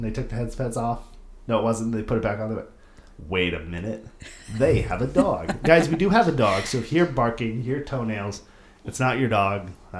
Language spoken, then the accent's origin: English; San Diego, California, United States; moved away as an adult; also born or lived in San Francisco, California / New York; now in Las Vegas, United States; I grew up in San Diego